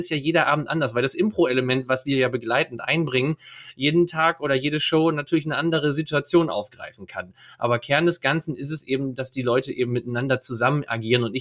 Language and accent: German; Leer, Lower Saxony, Germany; Ich komme aus Leer, ja, Leer, Ostfriesland, das Tor Ostfrieslands kann man auch sagen. Da bin ich geboren und aufgewachsen